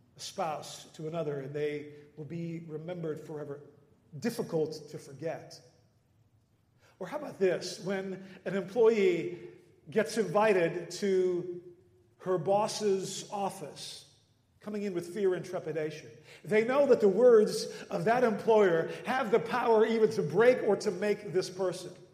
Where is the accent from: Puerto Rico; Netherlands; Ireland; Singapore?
Netherlands; moved away; growing up in the Netherlands